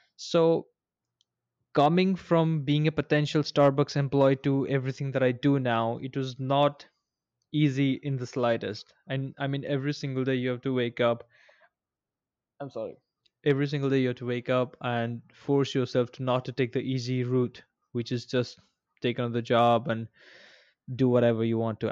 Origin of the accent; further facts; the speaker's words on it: India; moved away as an adult; also born or lived in Bangalore; I recently came to my hometown from, uh, Bangalore